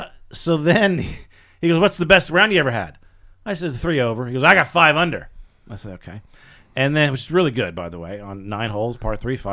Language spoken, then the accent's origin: English; Virginia, United States; born there; I was born in Virginia.